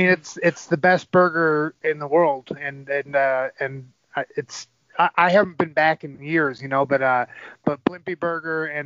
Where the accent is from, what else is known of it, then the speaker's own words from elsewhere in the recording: Ann Arbor, Michigan, United States; would take a lot of pride in that in the fact that I'm from Ann Arbor, you know.